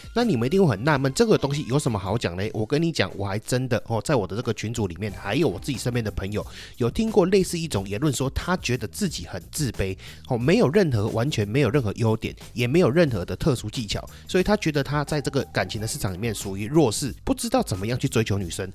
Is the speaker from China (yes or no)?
no; Taiwan; 我们台湾人就好了